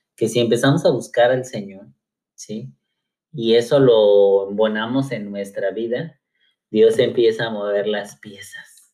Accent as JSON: {"language": "Spanish", "town": "Cuernavaca", "region": "Morelos", "country": "Mexico", "said": "soy originario de Cuernavaca, Morelos"}